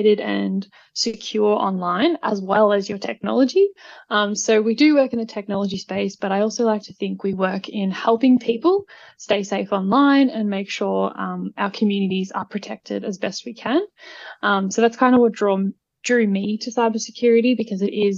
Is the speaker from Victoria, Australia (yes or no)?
yes; Melbourne, Victoria, Australia; moved away as an adult; now in Sydney, Australia; I am originally from Melbourne. However, I've just recently moved up to Sydney, New South Wales